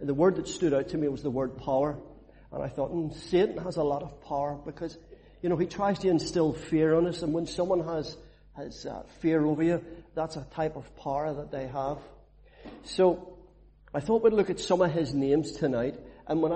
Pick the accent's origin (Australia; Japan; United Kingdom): United Kingdom; Belfast, Northern Ireland; where I grew up in Belfast. It was a rough place